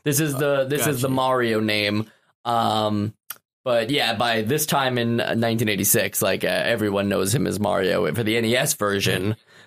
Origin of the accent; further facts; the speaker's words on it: New York City, New York, United States; We're all from New York City.